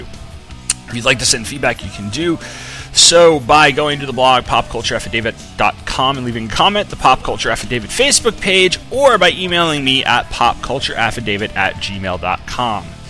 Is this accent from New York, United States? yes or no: yes; Sayville, New York, United States; moved away as an adult; also born or lived in Arlington, Virginia; is my hometown on Long Island. My parents have lived there for nearly 40 years. I grew up there